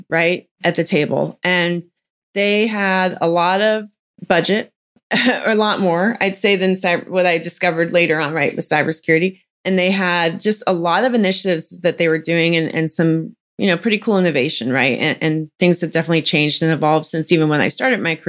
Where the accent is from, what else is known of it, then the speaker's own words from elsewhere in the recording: Silicon Valley, California, United States; moved away as an adult; now in Texas, United States; I grew up in California, Silicon Valley. So I was born and raised there and started my career there